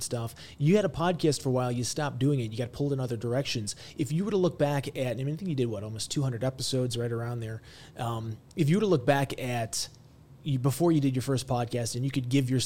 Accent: Chicago, Illinois, United States; I'm from Chicago

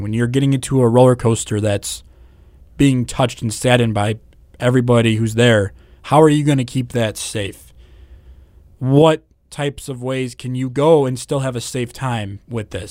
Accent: Northwest Indiana, United States; I'm from Northwest Indiana

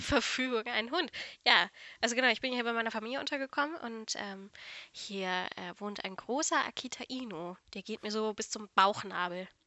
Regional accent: North Rhine-Westphalia, Germany; dass ich aus NRW komme, kann ich ja wohl sagen, oder? Ich, ich denke, das hört man auch

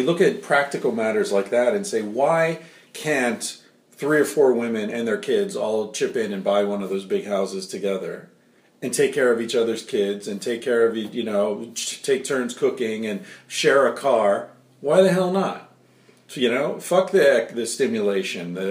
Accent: United States; now in Spain; I'm American

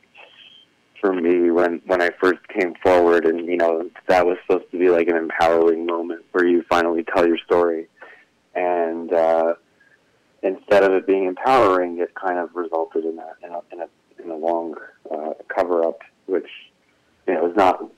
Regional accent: New York City, New York, United States; I grew up in Crown Heights in the Chabad community

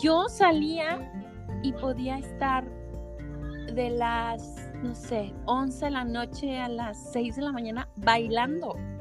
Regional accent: Guadalajara, Jalisco, Mexico; moved away as an adult; Soy tapatía, pero de corazón costeño

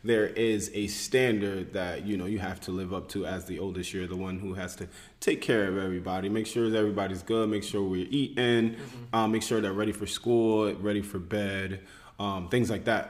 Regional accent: Trenton, New Jersey, United States; also born or lived in Willingboro, New Jersey / Pennsylvania; I'm originally from Jersey. Born and raised Trenton, New Jersey

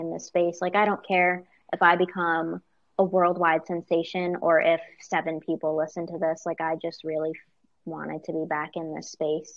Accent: upstate New York, United States; moved away as an adult; we're from New York, and, you know, upstate

